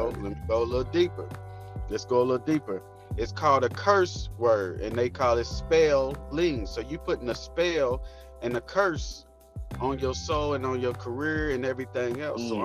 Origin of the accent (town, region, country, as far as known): Louisville, Kentucky, United States